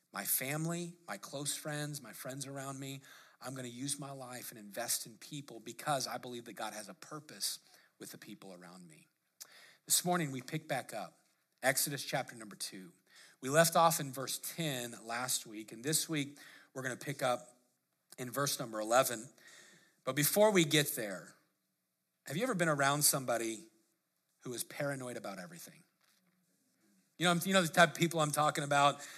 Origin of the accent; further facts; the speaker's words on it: Lakewood, United States; grew up in Lake, or, you know, in Lakewood as a teenager